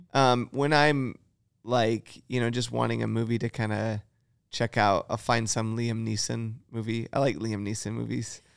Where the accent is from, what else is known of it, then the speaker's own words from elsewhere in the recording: Michigan, United States; moved away; I grew up in Michigan